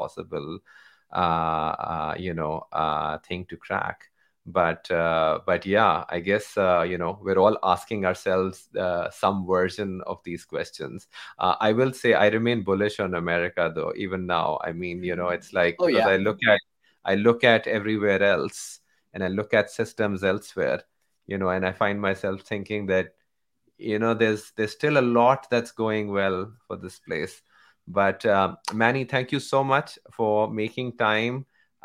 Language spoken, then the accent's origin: English; Pakistan; I'm from Pakistan